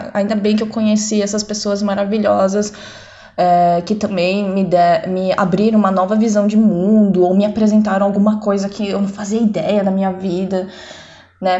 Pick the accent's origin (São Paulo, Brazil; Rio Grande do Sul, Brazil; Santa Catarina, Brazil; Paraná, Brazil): São Paulo, Brazil; now in Netherlands; eu nasci aqui mesmo, né, em São Paulo, Brasil